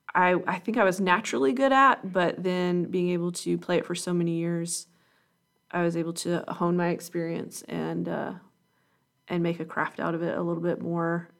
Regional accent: Calhoun, Georgia, United States; was born and raised in Calhoun, Georgia

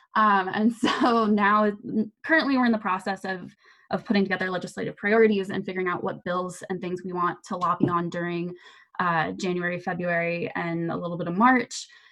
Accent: Manassas, Virginia, United States; I'm a native Virginian, I'm from Manassas

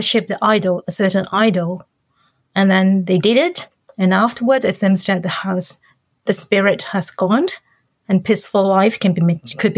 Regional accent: Hong Kong; moved away as an adult; now in Hokkaido, Japan; I'm from Hong Kong

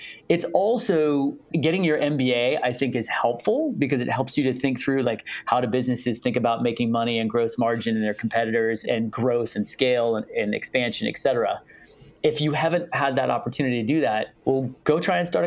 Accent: Palo Alto, California, United States; I grew up in Palo Alto

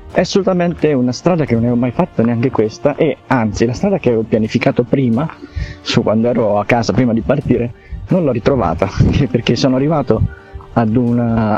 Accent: Italy; io sono nato qui, sono vissuto qui e quindi mi piace il posto in cui abito

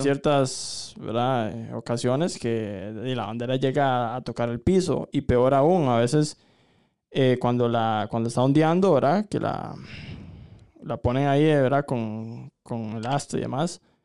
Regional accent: Costa Rica; nosotros, eh, como ciudadanos costarricenses

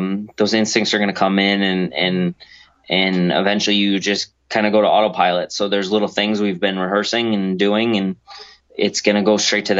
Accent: Connecticut, United States; You come to Connecticut, you come to my hometown

